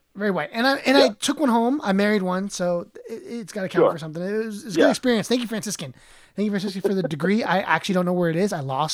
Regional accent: Bolivia; so I'm Latino. I'm Bolivian. I'm not Mexican

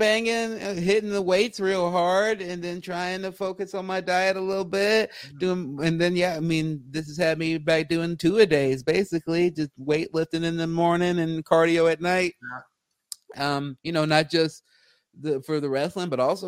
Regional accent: Los Angeles, California, United States; I am from Los Angeles. I was born in Los Angeles, and I've been a stand-up here for a long time

